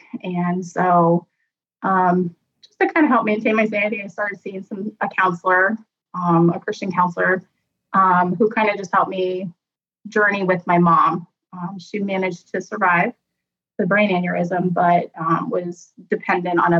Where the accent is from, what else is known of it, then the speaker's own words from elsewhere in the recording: Columbus, Ohio, United States; also born or lived in Shreveport, Louisiana; I grew up here in the Columbus, Ohio area all of my life